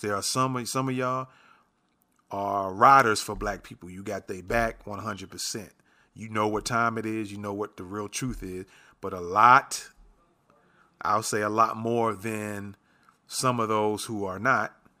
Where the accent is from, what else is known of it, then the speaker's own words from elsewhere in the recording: New York City, New York, United States; moved away; I'm originally from New York. I grew up in the Bronx.